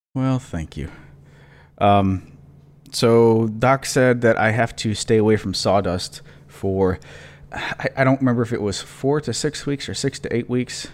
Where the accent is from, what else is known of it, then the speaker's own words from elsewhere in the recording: Michigan, United States; moved away; I grew up in Michigan